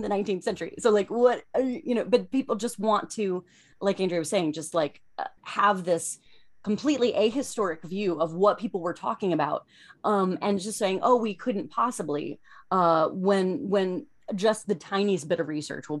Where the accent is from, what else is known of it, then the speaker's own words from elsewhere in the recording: Cincinnati, Ohio, United States; My hometown is Cincinnati